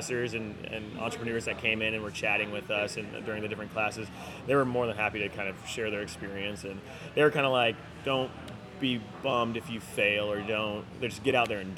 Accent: North County, California, United States; we're from North County

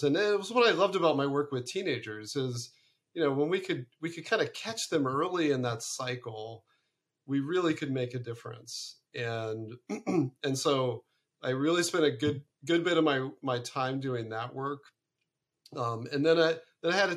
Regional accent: Ohio, United States; also born or lived in Arizona / Connecticut; now in California, United States; originally I'm from Ohio. I'm from the great Midwest

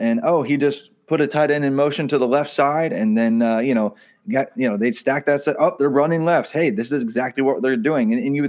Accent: Indiana, United States; I'm from Indiana, by the way. I do not like the Hoosiers, but I'm from Indiana.

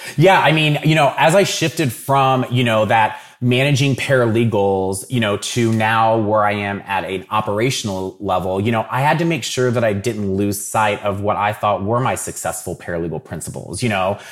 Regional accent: Dayton, Ohio, United States; I'm from Dayton originally. So I grew up watching, uh, the Dayton Flyers

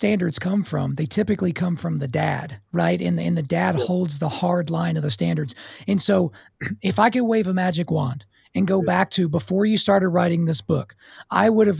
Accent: Oklahoma, United States; I grew up in Oklahoma

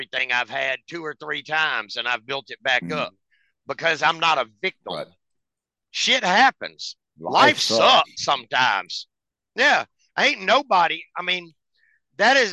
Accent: United States; I'm American

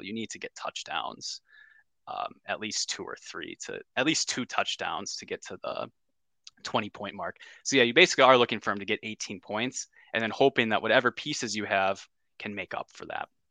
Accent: Wisconsin, United States; we're from Wisconsin

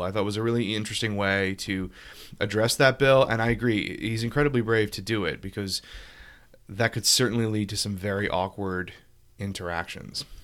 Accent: Louisiana, United States; my home state, Louisiana.

